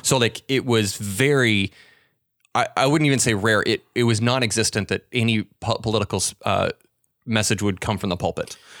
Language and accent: English; Pacific Northwest, United States; I'm from the Pacific Northwest